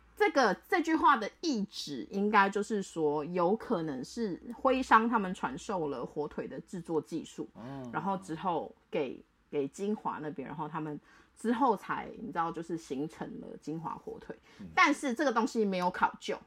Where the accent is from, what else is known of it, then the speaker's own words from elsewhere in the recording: Taiwan; 我所谓的拿手菜就是我的家乡菜嘛，嗯，所以我那时候会弄，比如说就是弄中菜或是台湾菜啊